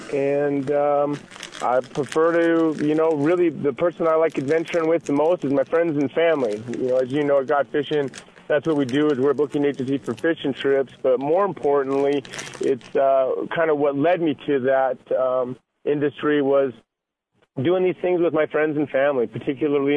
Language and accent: English; Montana, United States; also born or lived in Idaho; now in Boise, United States; I was born and raised in Montana